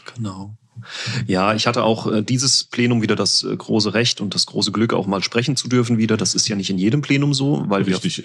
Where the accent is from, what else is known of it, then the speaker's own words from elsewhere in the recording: Winterbach, Rhineland-Palatinate, Germany; Wir hatten unsere eigene Kirmes in unserem Heimatort, in meiner Heimatgemeinde Winterbach.